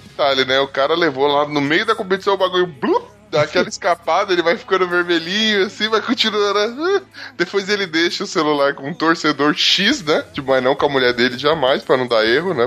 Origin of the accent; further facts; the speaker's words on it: Brazil; Como brasileiro